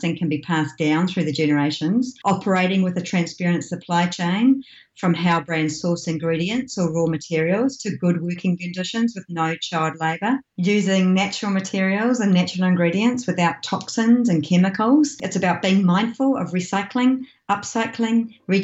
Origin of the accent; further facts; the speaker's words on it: New Zealand; I was born and I live in New Zealand with my husband